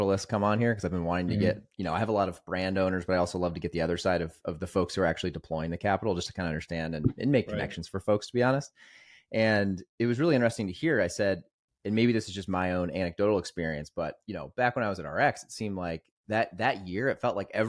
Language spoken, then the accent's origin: English; Greenwood, Indiana, United States; also born or lived in Carmel, Indiana; I grew up, I moved there in eighth grade, but I lived there through high school and then college. I went to Purdue, but I grew up in Greenwood.